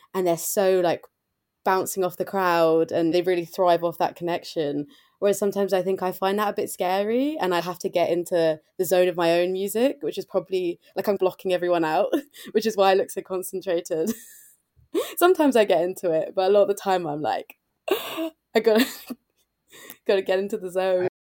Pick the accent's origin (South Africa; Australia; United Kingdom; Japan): United Kingdom; England; also born or lived in United States; now in London, United Kingdom; I was the only English person there